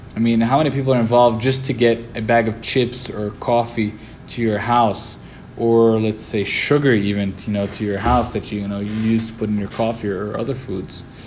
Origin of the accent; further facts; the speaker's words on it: Brazil; also born or lived in New York, United States / Lebanon; I was born in the United States, in New York, raised in in Lebanon and in Brazil. I spent a few years in Lebanon and spent 10 years in Brazil.